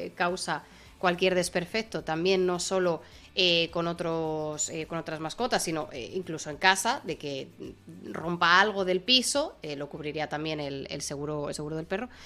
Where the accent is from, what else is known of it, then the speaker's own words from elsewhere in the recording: Spain; moved away as an adult; en mi familia había, teníamos perrete en España